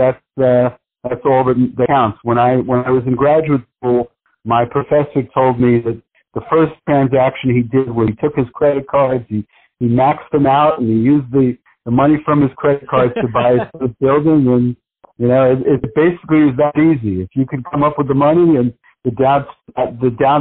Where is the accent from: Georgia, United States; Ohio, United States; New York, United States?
New York, United States; New York City; I grew up in New York City